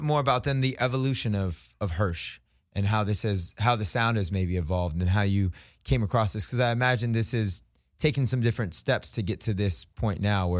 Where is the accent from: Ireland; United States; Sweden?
United States; San Francisco, California; now in Los Angeles, United States; I'm originally from San Francisco